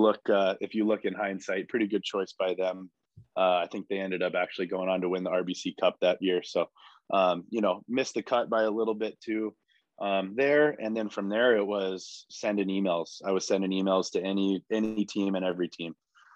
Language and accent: English; California, United States; So, it was really, really fun growing up in California with, all the skilled players